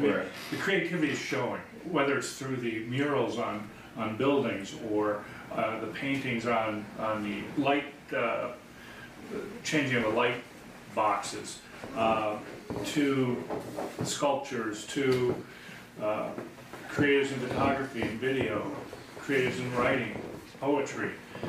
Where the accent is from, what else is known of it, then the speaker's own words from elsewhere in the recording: northern Minnesota, United States; also born or lived in Chicago area; now in Aurora, United States; Yeah. Well, I grew up in northern Minnesota in a very small town of 1,200 people and moved to the Chicago area many years ago